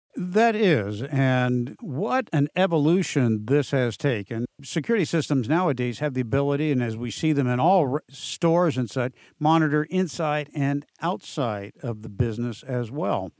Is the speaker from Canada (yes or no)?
no; San Diego, California, United States; It's right here in my hometown where I grew up down in San Diego